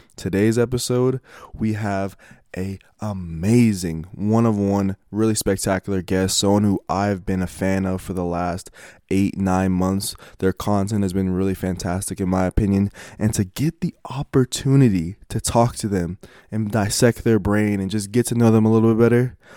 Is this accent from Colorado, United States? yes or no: yes; Denver, Colorado, United States; I'm from Denver